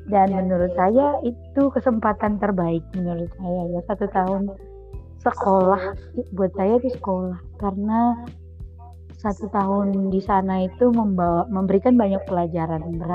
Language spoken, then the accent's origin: Indonesian; North Sumatra, Indonesia; Saya berasal dari Indonesia bagian